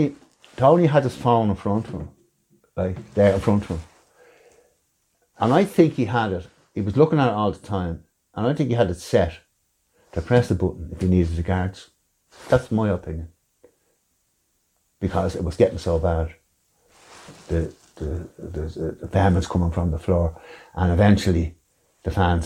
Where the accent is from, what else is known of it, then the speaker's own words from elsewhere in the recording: Dublin, Leinster, Ireland; I'm from Carbro originally